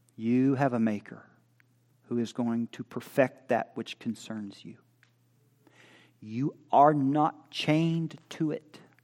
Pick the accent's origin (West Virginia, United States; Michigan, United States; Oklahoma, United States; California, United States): Oklahoma, United States; I'm from Oklahoma